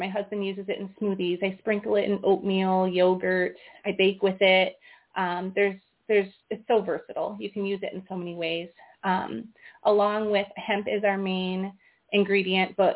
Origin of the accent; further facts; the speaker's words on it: Iowa, United States; We're from Iowa.